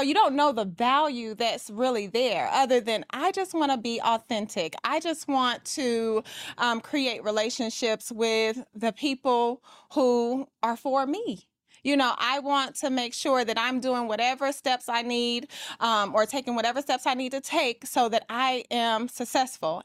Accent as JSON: {"language": "English", "town": "Atlanta", "region": "Georgia", "country": "United States", "said": "I am from Atlanta, Georgia, and I am a luxury real estate agent"}